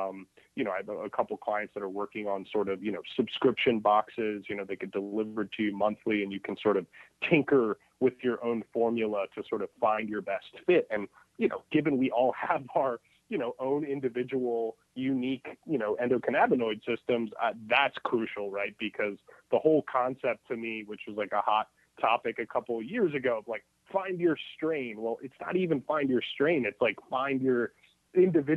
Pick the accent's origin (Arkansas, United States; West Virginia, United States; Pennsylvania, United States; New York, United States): Pennsylvania, United States; East Coast, outside of Philadelphia; now in Los Angeles, United States; I'm originally from the East Coast, but have been living in LA for 15 years